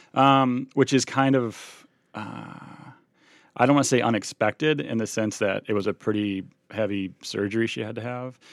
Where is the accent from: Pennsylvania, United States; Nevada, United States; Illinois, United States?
Illinois, United States; also born or lived in Cincinnati; now in Milwaukee, United States; we're both from Illinois